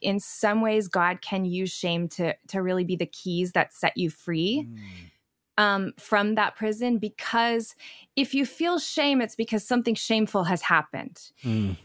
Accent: Oklahoma, United States; moved away as an adult; also born or lived in Chicago area; I grew up in Oklahoma

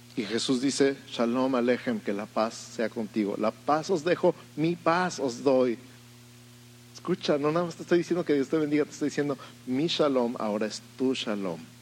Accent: Mexico City, Mexico; now in Tijuana, Mexico; yo soy de la Ciudad de México

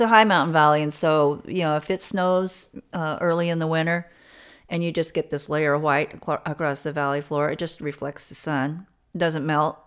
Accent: Alamosa, Colorado, United States; born and raised in Southern Colorado in a little, um, high mountain valley town, Alamosa, Colorado

